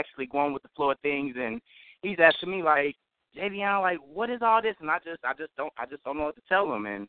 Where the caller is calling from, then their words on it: Dayton, Ohio, United States; I'm actually calling from Dayton, Ohio. I'm actually a young aspiring film director